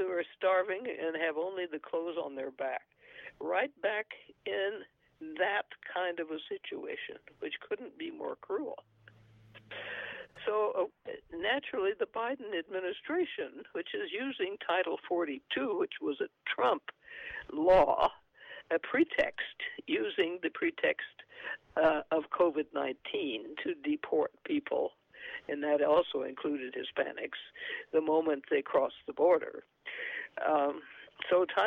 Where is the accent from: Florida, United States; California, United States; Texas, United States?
Texas, United States; San Antonio; also born or lived in New Mexico; San Antonio, my hometown